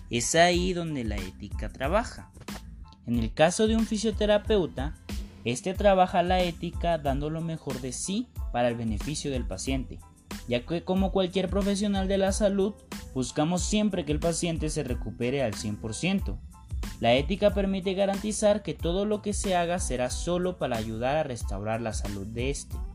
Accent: Mexico; ya que como mexicanos siempre buscamos dar lo mejor de nosotros para con las otras personas

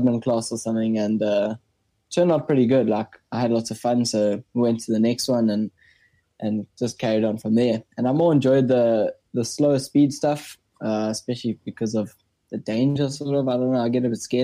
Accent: South Africa; I'm from South Africa

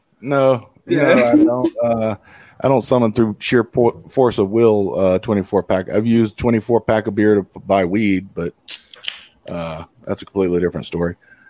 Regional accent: the South, United States; We're from the South.

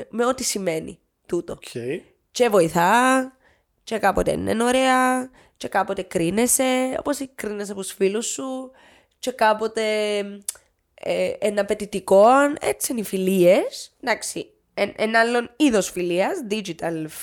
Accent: Nicosia, Nicosia District, Cyprus; Είμαι, ναι, όχι, ναι, Λευκοσία της Σα.

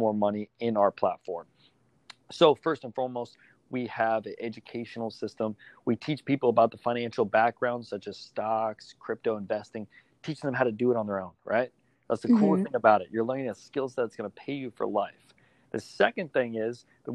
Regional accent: South Florida, United States; I'm actually from South Florida.

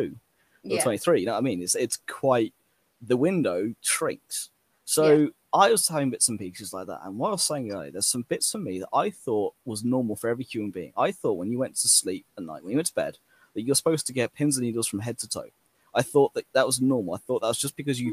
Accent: England, United Kingdom; I'm English

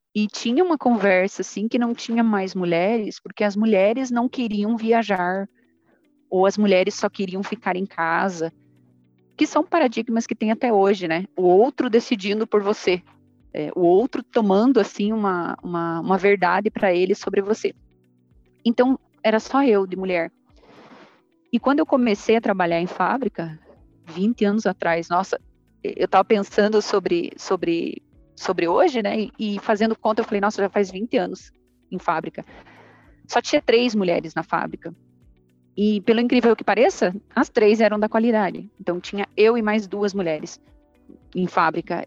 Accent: Ponta Grossa, Paraná, Brazil; moved away as an adult; now in Goiânia, Brazil; Eu sou sulista, sou de Ponta Grossa, no Paraná

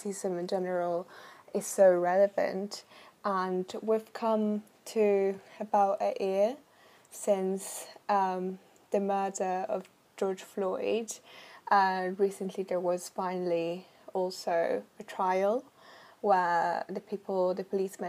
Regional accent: Italy; moved away as an adult; now in United Kingdom; I am from Italy

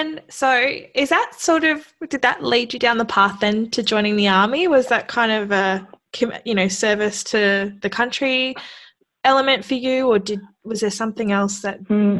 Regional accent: Australia; myself, born and raised in Australia.

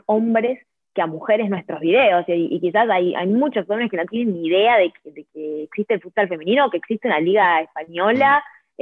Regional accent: Argentina; moved away; yo soy de Argentina

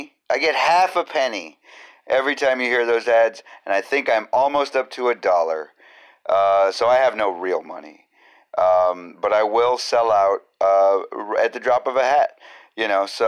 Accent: United States; I am American

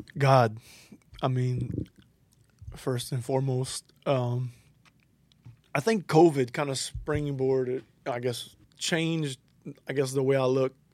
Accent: Larose, Louisiana, United States; I am from LaRose

